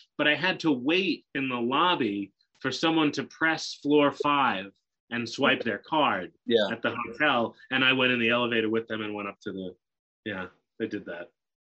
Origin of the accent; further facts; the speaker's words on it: South Hempstead, New York, United States; I was born on Long Island, the son of a postal worker and an artist, and they thrived in a hamlet called South Hempstead, near where both two of the biggest stars of all time have come from, Howard Stern and Eddie Murphy.